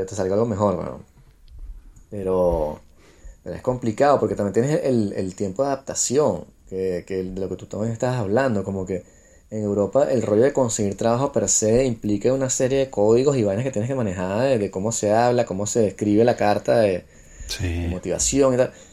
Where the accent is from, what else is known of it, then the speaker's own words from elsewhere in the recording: Venezuela; moved away; como soy venezolano